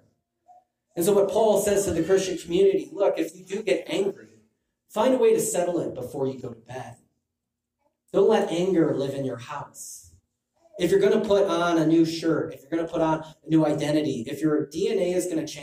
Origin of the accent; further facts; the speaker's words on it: Illinois, United States; I'm from Illinois